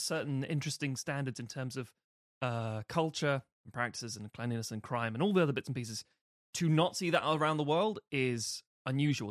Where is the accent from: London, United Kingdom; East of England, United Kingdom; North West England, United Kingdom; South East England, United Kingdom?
London, United Kingdom; I'm from London